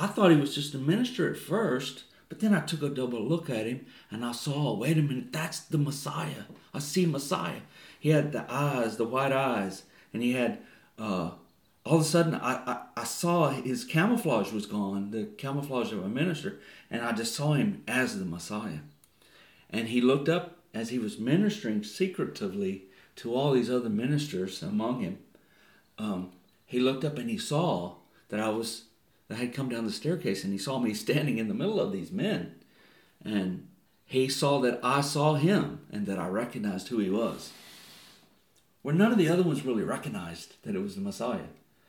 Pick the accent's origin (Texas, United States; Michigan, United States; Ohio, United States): Texas, United States; moved away as an adult; now in New Zealand; I'm from Texas and I'm living here. I'm a resident here.